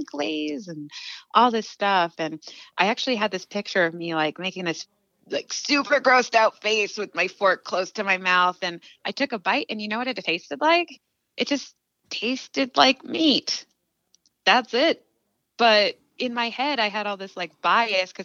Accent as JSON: {"language": "English", "town": "East Montpelier", "region": "Vermont", "country": "United States", "tie": "born or raised there", "said": "I grew up in East Montpelier"}